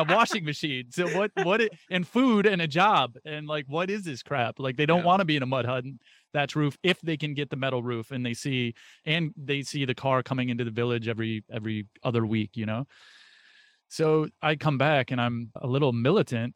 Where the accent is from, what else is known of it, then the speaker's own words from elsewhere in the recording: United States; being an American born into this country